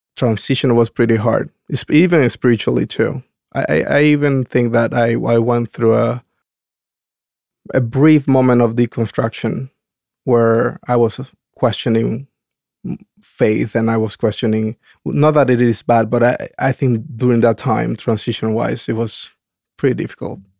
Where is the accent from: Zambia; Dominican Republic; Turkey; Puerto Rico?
Dominican Republic; moved away as an adult; also born or lived in California; now in Oregon, United States; growing up in the Dom- Dominican Republic